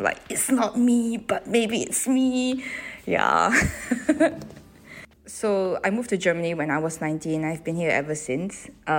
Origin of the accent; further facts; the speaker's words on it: Singapore; And for me, the podcast, even as a Singaporean, it was quite refreshing to know